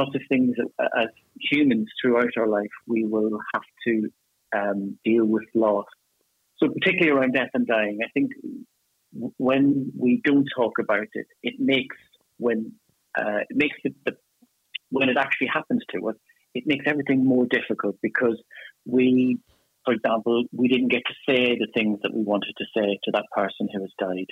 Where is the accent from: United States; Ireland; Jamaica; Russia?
Ireland; accent: Irish; moved away as an adult; now in United Kingdom; as you can tell from my accent, I'm Irish. I moved to the UK about 15 years ago